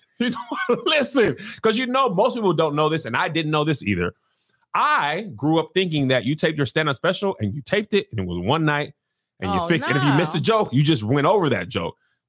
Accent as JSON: {"language": "English", "town": "El Paso", "region": "Texas", "country": "United States", "tie": "born or raised there", "said": "When I was growing up in El Paso"}